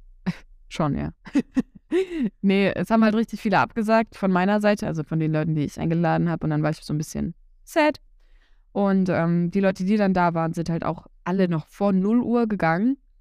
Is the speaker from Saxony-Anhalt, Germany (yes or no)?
yes; Saxony-Anhalt, Germany; bei uns in Sachsen-Anhalt